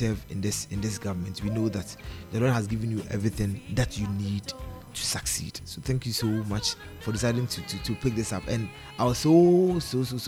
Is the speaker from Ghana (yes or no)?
yes; Bosomtwe District, Ashanti, Ghana; my hometown, my hometown is Bosomche District